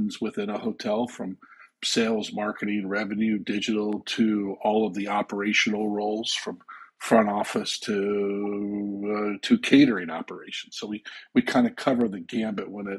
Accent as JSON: {"language": "English", "town": "Andover", "region": "Massachusetts", "country": "United States", "tie": "born or raised there", "also_born_or_lived": "Canada", "said": "my hometown of Andover, Massachusetts, and I went to work there."}